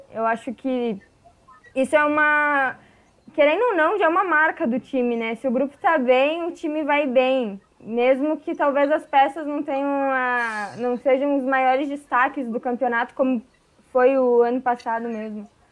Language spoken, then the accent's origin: Portuguese; Caxias do Sul, Rio Grande do Sul, Brazil; eu sou gringa, nascida e criada em Caxias